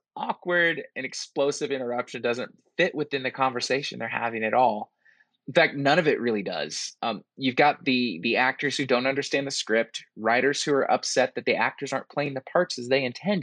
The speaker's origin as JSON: {"language": "English", "area": "a small town outside of Seattle", "region": "Washington", "country": "United States", "tie": "born or raised there", "also_born_or_lived": "France / the South", "moved": "as an adult", "said": "I grew up in a small town outside of Seattle"}